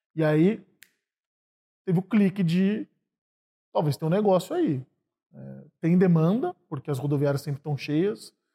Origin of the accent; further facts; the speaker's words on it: Sorocaba, São Paulo, Brazil; moved away as an adult; now in São Paulo, Brazil; eu vim do interior de São Paulo para estudar aqui em São Paulo, vim de Sorocaba